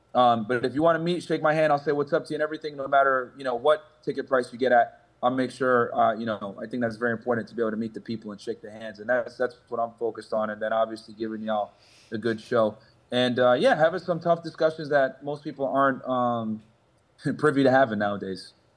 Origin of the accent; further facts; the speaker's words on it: Connecticut, United States; moved away as an adult; also born or lived in Boston; now in South Florida, United States; I grew up in the Northeast, right? Grew up in Connecticut, went to college in Boston, lived down in the Northeast my entire life